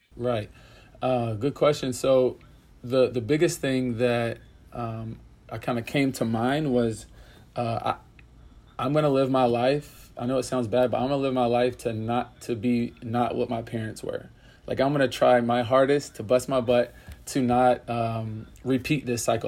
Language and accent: English; Pensacola, Florida, United States; moved away; also born or lived in Orlando, Florida; I grew up in Pensacola, Florida